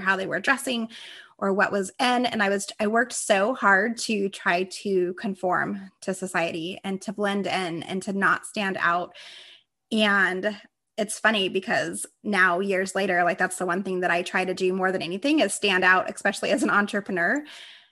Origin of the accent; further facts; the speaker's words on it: Las Vegas, Nevada, United States; I grew up in Las Vegas, Nevada